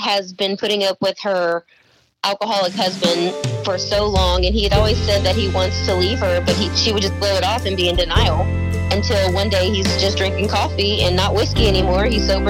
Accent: Gonzales, Texas, United States; now in Bastrop, United States; I live in the Bastrop, Texas area, although I grew up in Gonzales, Texas.

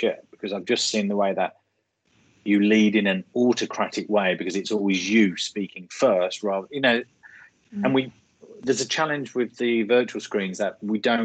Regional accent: Birmingham, West Midlands, United Kingdom; accent: Birmingham; my Birmingham accent

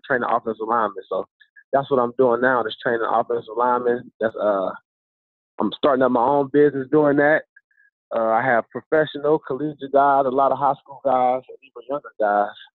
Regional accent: Ohio, United States; moved away; I was from Ohio

